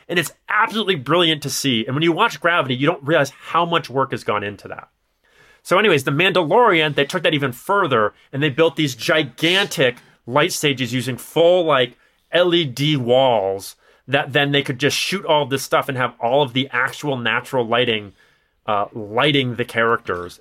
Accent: Chicago, Illinois, United States; accent: nasally Chicago; my nasally Chicago accent

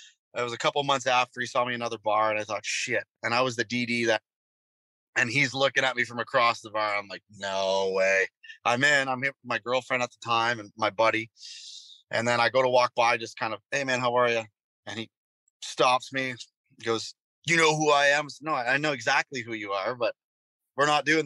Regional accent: North Bay, Ontario, Canada; I played this bar in my hometown, North Bay, Ontario

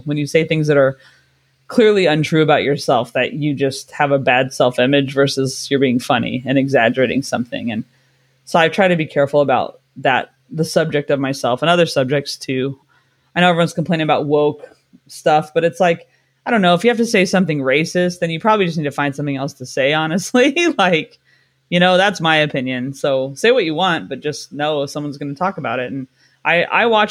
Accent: California, United States; now in London, United Kingdom; I'm from California

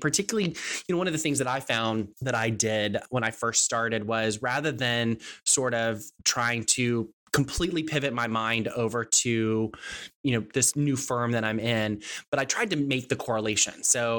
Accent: Texas, United States; I'm from Texas. We have our own version of language.

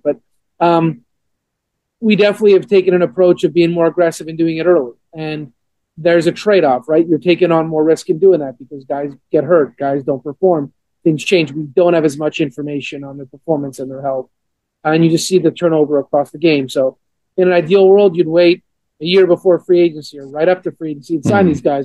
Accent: Montreal, Quebec, Canada; now in Atlanta, United States; growing up a Montreal Expos fan, growing up in Montreal

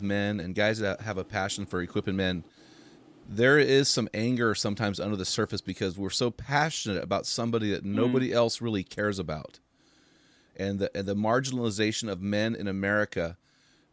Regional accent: California, United States; I'm from California

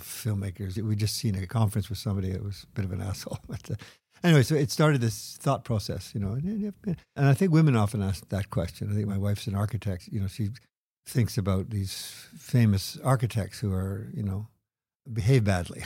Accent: Quebec, Canada; growing up in Quebec

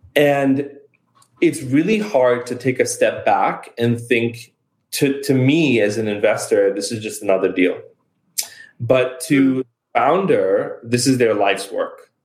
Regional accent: New York, United States; moved away; I'm a New Yorker at heart

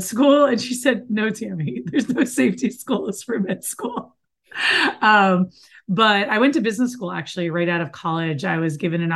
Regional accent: Miami, Florida, United States; moved away; also born or lived in New York; I grew up in Miami, Florida, where I currently live after 20 years of not living here

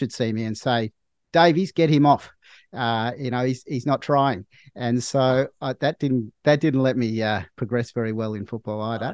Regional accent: Melbourne, Victoria, Australia; I grew up in Melbourne. I live in Melbourne now.

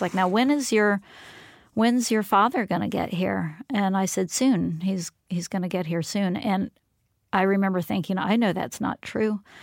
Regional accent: Florida, United States; also born or lived in Philadelphia; I came from Philadelphia to Florida

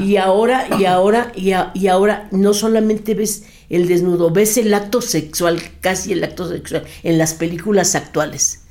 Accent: Torreón, Coahuila, Mexico; moved away; also born or lived in Monterrey, Nuevo León / Mexico City; yo soy nacida en Torreón, Coahuila

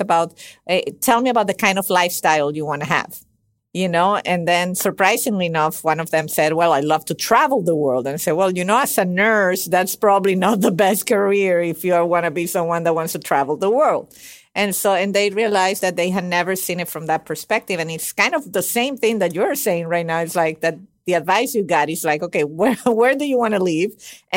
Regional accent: Venezuela; moved away; I'm originally from Venezuela.

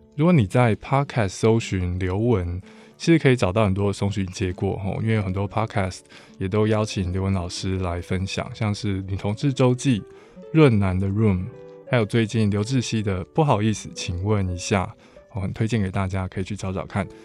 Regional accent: Taiwan; 身为台湾人

